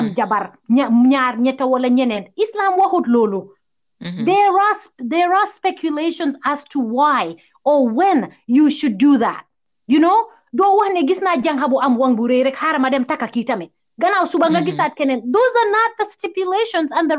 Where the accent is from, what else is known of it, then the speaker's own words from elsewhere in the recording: Gambia; now in United States; I grew up in Gambia not knowing it.